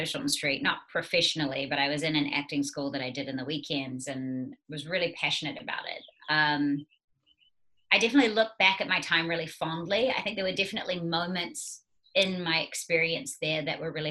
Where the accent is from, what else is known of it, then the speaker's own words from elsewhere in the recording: New Zealand; also born or lived in United States; I am a New Zealander and a Kiwi